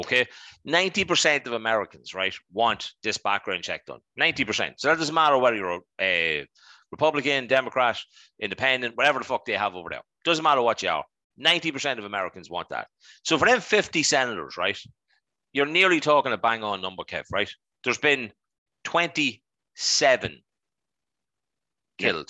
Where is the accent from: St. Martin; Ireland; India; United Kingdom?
Ireland; Dundalk, Leinster; we're from Dundalk, obviously we know people